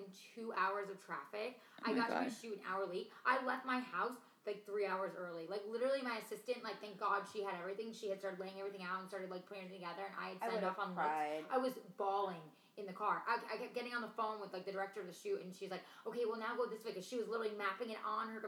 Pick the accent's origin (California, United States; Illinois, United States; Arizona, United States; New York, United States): New York, United States; Monroe; moved away; New York, but I was, like, 45 minutes from the city in an area called Monroe